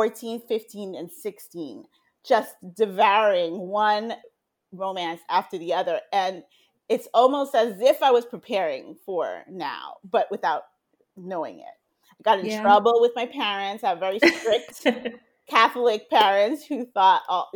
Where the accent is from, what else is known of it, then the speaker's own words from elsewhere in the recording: Haiti; now in Miami, United States; I was growing up in Haiti